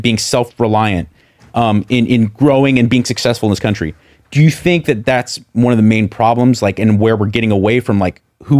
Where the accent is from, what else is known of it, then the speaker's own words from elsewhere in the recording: United States; When I go overseas, I'm proud to say I'm American.